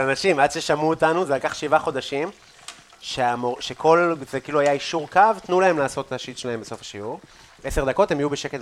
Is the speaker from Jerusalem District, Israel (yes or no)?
no; Afula, Northern District, Israel; moved away; בבית, בעפולה